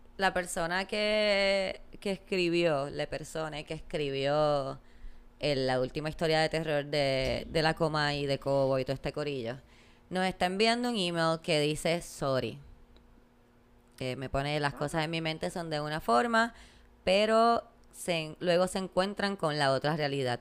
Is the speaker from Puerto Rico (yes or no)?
yes; Puerto Rico; Como puertorriqueños